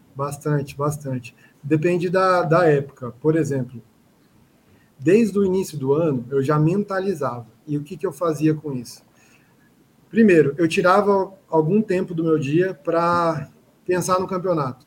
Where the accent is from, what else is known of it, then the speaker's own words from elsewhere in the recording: Cuiabá, Mato Grosso, Brazil; sou um cuiabano, sou daqui do Mato Grosso, da capital